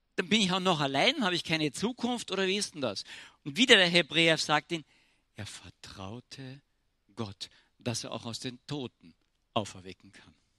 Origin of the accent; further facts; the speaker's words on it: Austria; Ich bin Österreicher